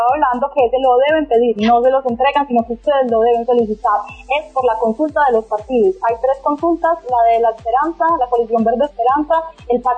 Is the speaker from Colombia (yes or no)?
yes; Colombia; moved away; uno como colombiano del exterior